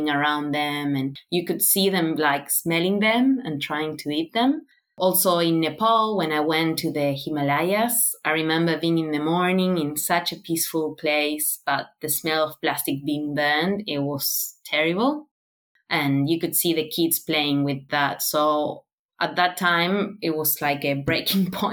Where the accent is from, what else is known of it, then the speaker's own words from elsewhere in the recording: Buenos Aires, Argentina; moved away as an adult; now in Australia; I was born in Buenos Aires. So it's a city with, I don't know, around 13 million people